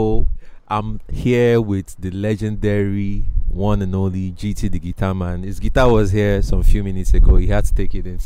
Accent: Lagos, Nigeria; I moved there when I was very little. Like, I think I was 2, 3 thereabout, and I grew up in Mushin.

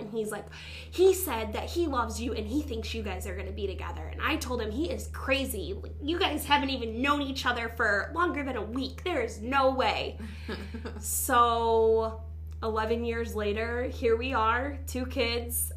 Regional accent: Toledo, Ohio, United States; I was born in Toledo

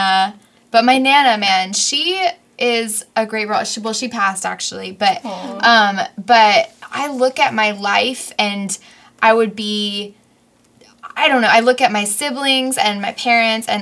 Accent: New York, United States; we're both from New York

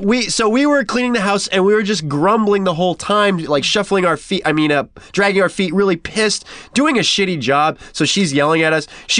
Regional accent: Modesto, California, United States; moved away; I grew up in Modesto, which is up north.

